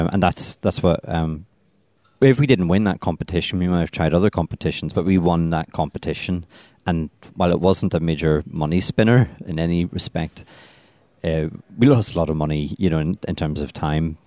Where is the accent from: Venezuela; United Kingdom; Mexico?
United Kingdom; Belfast, Northern Ireland; moved away as an adult; also born or lived in Dundee; now in London, United Kingdom; I come from Belfast